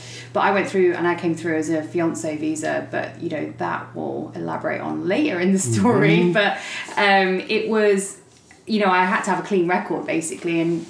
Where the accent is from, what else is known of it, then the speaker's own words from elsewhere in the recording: Leicester, East Midlands, United Kingdom; moved away as an adult; also born or lived in London; now in Dallas, United States; I am originally from England. I was born in Leicester, which is in the East Midlands, and then I spent about 6 years in London before I moved to Dallas, Texas.